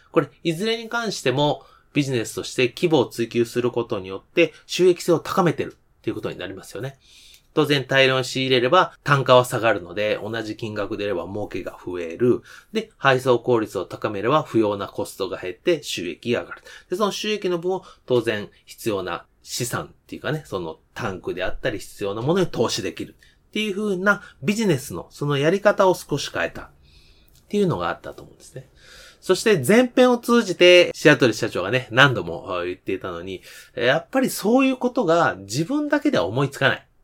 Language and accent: Japanese; Kansai, Japan; 私関西ですけど